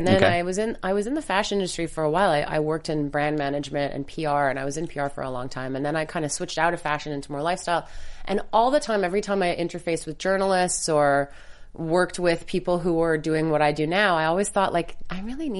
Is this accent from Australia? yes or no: no; Montreal, Quebec, Canada; I'm Canadian. I'm from Montreal.